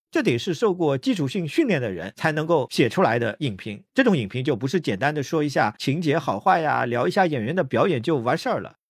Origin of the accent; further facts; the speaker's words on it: China; 我们大陆这边